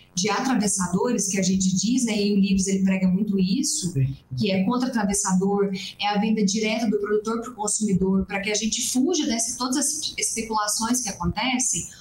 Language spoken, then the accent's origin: Portuguese; Três Pontas, Minas Gerais, Brazil; Eu sou do sul de Minas Gerais, da cidade de Três Pontas